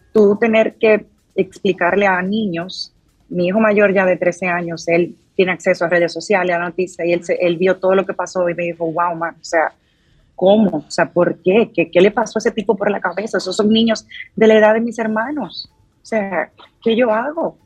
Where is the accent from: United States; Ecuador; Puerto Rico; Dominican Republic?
Dominican Republic; moved away; yo como dominicana